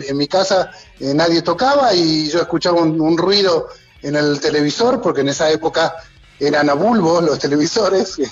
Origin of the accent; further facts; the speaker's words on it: Argentina; moved away; soy un argentino que no entiende de fútbol